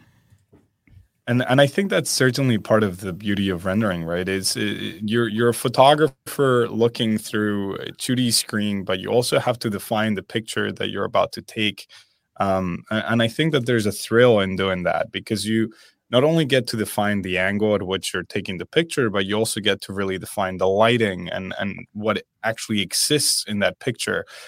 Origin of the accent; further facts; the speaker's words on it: Spain; moved away; I am originally from Spain